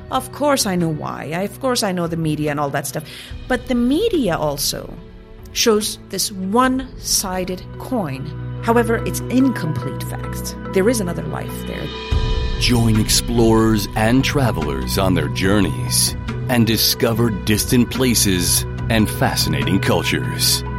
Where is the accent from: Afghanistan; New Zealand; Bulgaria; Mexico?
Afghanistan; Kabul; as a child uh, growing up in Kabul, regardless of the financial comforts and privileges, I had the most beautiful childhood a kid could ever ever dream of, and that is because in Afghanistan at that time, everyone was happy